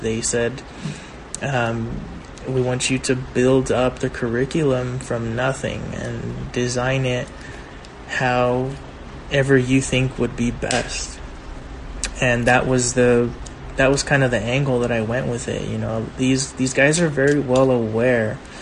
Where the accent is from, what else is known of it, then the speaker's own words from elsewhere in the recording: Baldwin Park, California, United States; growing up in Baldwin Park